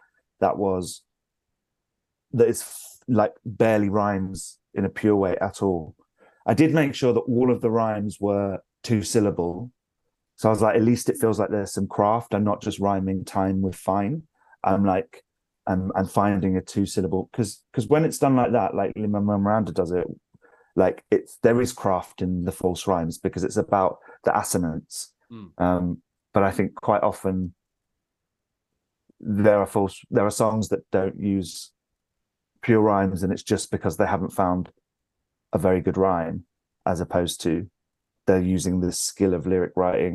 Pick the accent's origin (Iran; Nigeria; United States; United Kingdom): United Kingdom; London; moved away as an adult; now in York, United Kingdom; I'm from London. I've lived there all of my life, apart from when I was at drama school